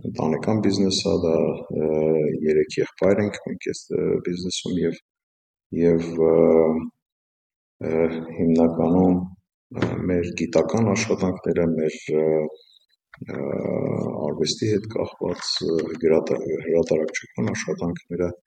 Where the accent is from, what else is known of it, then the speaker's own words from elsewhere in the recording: Armenia; moved away as an adult; also born or lived in United States; Ես ծնվել եմ Հայաստանում եւ և եւ կրթությունը ստացել եմ Հայաստանում ինժեների եւ ֆիզիկոսի մասնագիտություն, տեսաբան ֆիզիկոս։